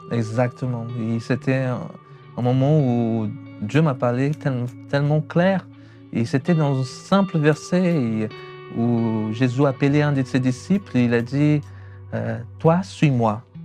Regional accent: São Paulo, Brazil; born or raised there; French is a second language; moved away as an adult; also born or lived in Chalon-sur-Saône, France; now in France

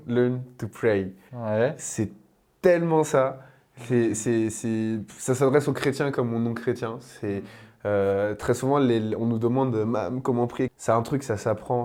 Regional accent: Paris, Île-de-France, France; en tant que Parisien

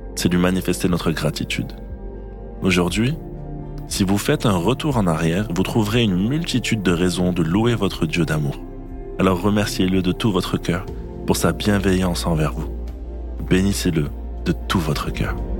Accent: Normandy, France; moved away; les lieux de mon enfance en Normandie

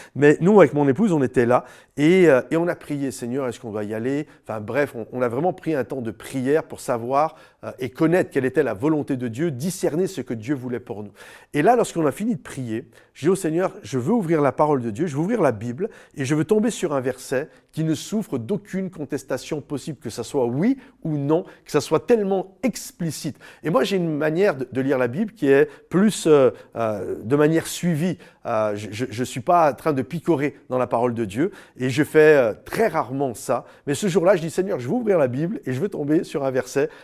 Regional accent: France; on habite en France, on est des Français

